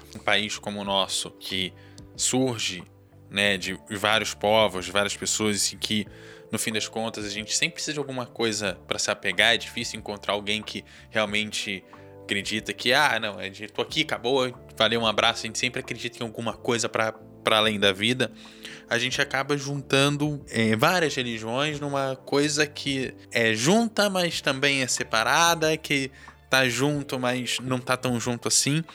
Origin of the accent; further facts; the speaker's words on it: Rio de Janeiro, Brazil; Eu, como carioca